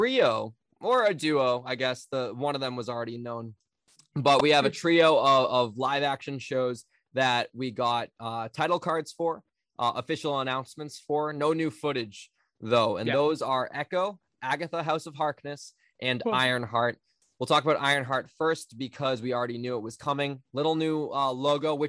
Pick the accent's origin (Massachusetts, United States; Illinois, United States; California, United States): Massachusetts, United States; Boston; my hometown